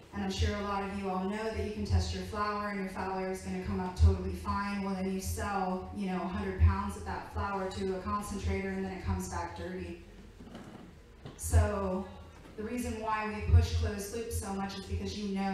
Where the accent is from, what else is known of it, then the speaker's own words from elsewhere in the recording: Virginia, United States; I'm originally from Virginia, and I grew up in a very strict Republican home